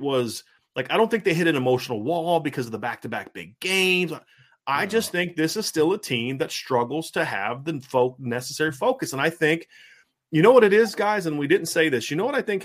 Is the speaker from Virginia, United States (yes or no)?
yes; Norfolk, Virginia, United States; I'm from Norfolk, Virginia